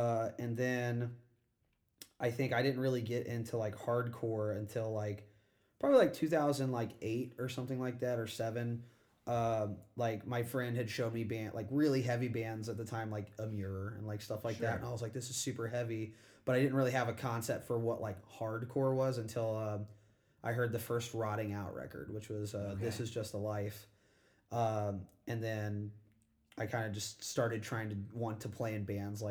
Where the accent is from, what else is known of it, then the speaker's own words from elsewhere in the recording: Hillsboro, Illinois, United States; so I went to high school in Hillsboro, Illinois.